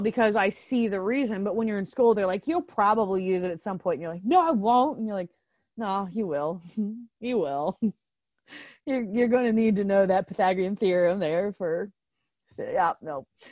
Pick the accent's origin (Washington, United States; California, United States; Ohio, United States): Ohio, United States; Circleville; I was born and raised in Circleville, Ohio